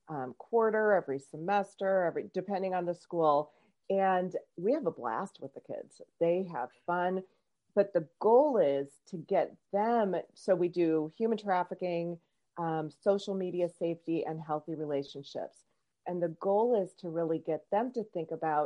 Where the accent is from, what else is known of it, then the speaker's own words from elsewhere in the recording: Omaha, Nebraska, United States; I'm from Omaha, Nebraska. That's where I live